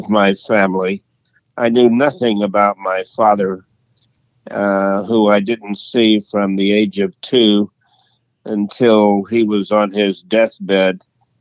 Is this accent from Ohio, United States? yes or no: no; Leesville, Louisiana, United States; I was born in Leesville, Louisiana in 1939 in the Jim Crow era